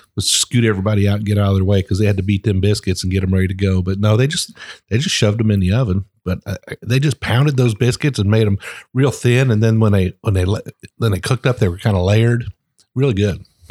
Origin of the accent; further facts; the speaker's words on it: Ohio, United States; I'm from Ohio. I mean, I I grew up eating biscuits.